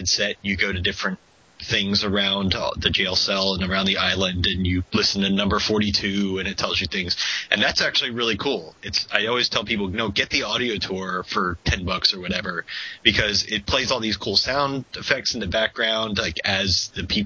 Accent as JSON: {"language": "English", "region": "Florida", "country": "United States", "tie": "born or raised there", "also_born_or_lived": "Vermont / San Francisco Bay Area", "moved": "yes", "lives_now": "San Francisco, United States", "said": "I'm an import. I grew up in Florida, and then I lived in Vermont for a while"}